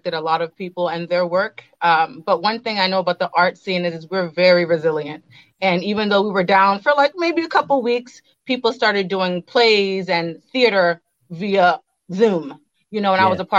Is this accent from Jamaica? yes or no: yes; Jamaica; moved away; my first time ever going back to my home country, Jamaica